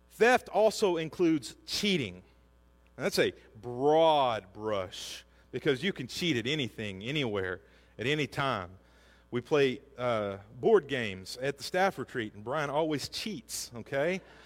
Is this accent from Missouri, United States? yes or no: no; Hackett, Arkansas, United States; We grew up in Hackett, which is outside of Greenwood, if you know where that is, south of Fort Smith.